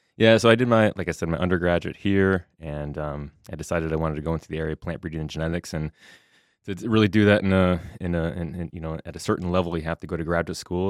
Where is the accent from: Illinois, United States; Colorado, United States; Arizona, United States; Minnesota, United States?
Minnesota, United States; Southwest; moved away as an adult; also born or lived in Wisconsin / New York / Nebraska; come back here to Minnesota, my home state